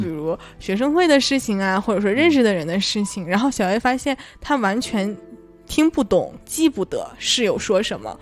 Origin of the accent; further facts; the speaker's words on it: Northeast China, China; accent: Northeastern (Dongbei); 用我们东北话说